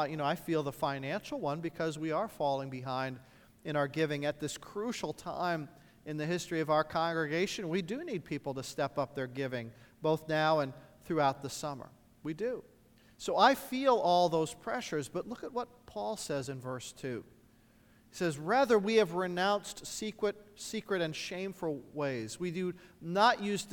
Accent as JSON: {"language": "English", "region": "Indiana", "country": "United States", "tie": "born or raised there", "said": "A large church in my hometown in Indiana"}